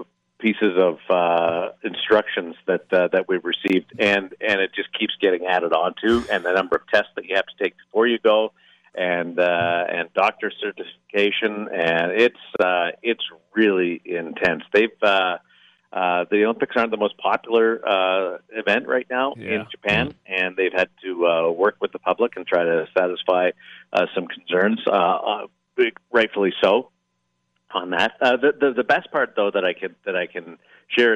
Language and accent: English; Canada; despite being Canadian